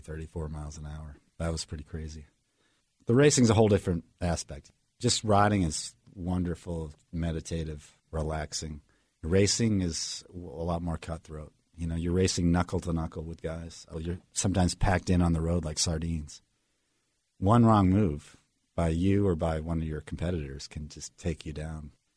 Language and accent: English; Marblehead, Massachusetts, United States; I grew up in Marblehead, Massachusetts, just north of Boston, on the coast, about twenty miles north of the city.